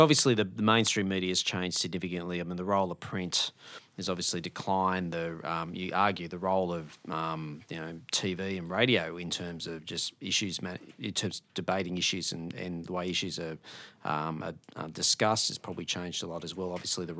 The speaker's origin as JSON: {"language": "English", "region": "New South Wales", "country": "Australia", "tie": "born or raised there", "lives_now": "Melbourne, Australia", "said": "I grew up in the Hunter region in New South Wales. I live and reside in Melbourne, and I now hold a job in Canberra."}